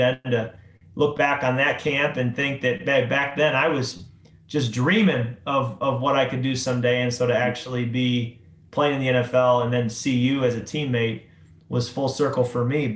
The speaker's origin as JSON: {"language": "English", "town": "Chicago", "region": "Illinois", "country": "United States", "tie": "born or raised there", "said": "I grew up in the Chicago area"}